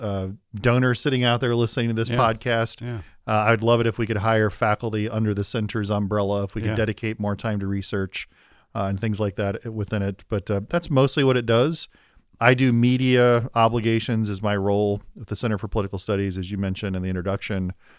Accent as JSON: {"language": "English", "region": "Indiana", "country": "United States", "tie": "born or raised there", "said": "I grew up in Indiana, played basketball in college. I did pay attention to football some, was a Colts fan in the NFL, didn't really have a strong college rooting allegiance."}